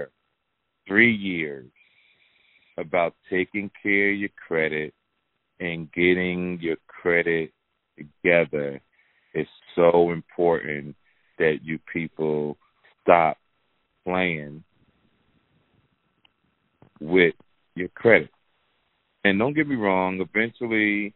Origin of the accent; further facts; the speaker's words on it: Jersey City, New Jersey, United States; the streets of Jersey City, New Jersey, my hometown.